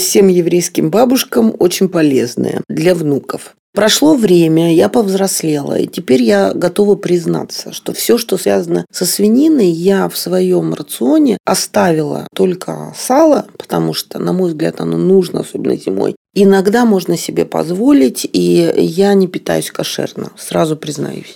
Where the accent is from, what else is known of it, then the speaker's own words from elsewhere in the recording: Odesa, Odesa Oblast, Ukraine; я родилась в Одессе